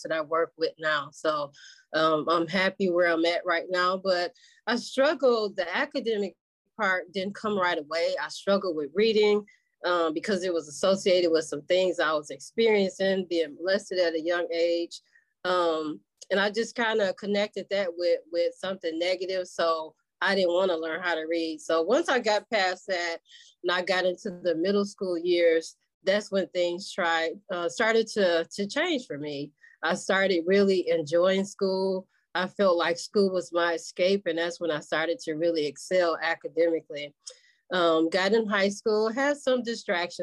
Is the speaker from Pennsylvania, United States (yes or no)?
no; Michigan, United States; also born or lived in West Helena, Arkansas; I was born in West Helena, Arkansas, and I migrated to Michigan when I was three after the death of my mom.